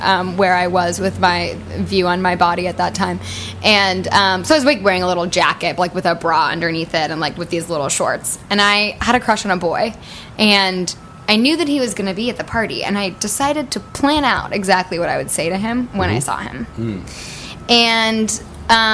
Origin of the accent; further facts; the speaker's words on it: Northern California, United States; Grew up in Northern California